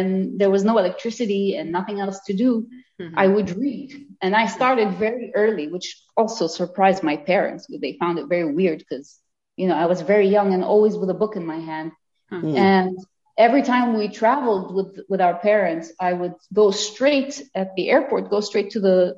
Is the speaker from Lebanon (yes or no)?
yes; Lebanon; English is a second language; now in Mexico; I am Dutch Lebanese. I grew up in Lebanon in the beginning, in the Middle East